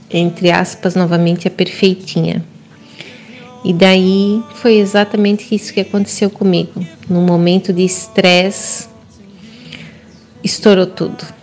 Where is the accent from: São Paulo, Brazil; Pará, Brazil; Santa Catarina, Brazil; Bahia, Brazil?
Santa Catarina, Brazil; Gaspar; moved away as an adult; now in Joinville, Brazil; Joinville. Moro em Joinville há 15 anos, mas natural de Gaspar.